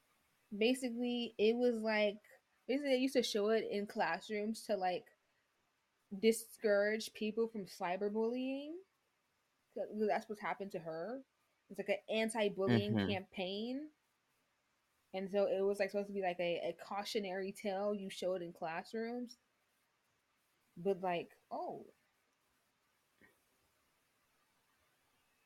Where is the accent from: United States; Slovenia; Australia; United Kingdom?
United States; Chicago, Illinois; I do know where I come from. I'm from Chicago. That's where I'm from